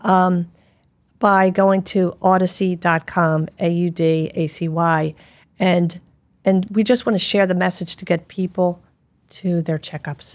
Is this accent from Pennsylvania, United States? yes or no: yes; Philadelphia, Pennsylvania, United States; I grew up in Philadelphia. I speak quickly